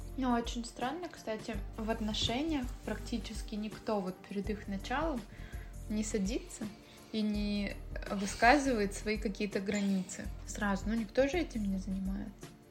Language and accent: Russian; Russia; я выросла, получается, в России